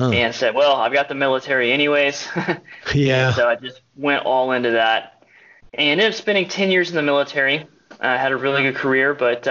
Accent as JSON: {"language": "English", "town": "Tulsa", "region": "Oklahoma", "country": "United States", "tie": "born or raised there", "said": "I grew up in Tulsa"}